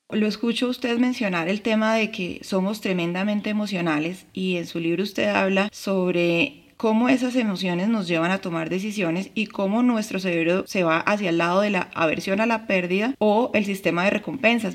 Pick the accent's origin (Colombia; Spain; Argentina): Colombia; mi país Colombia